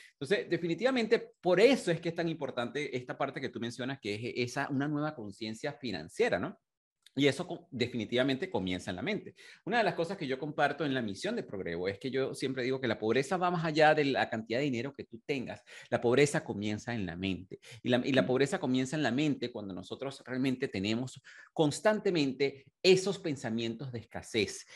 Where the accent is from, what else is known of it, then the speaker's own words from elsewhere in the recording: Venezuela; moved away as an adult; also born or lived in United Kingdom; cuando yo emigré de, de, de, de Venezuela hace más de 21 años